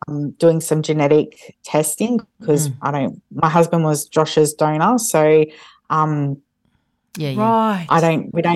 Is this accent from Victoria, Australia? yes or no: no; Wagga Wagga, New South Wales, Australia; also born or lived in Brisbane; We're from Wagga, so we went back to Wagga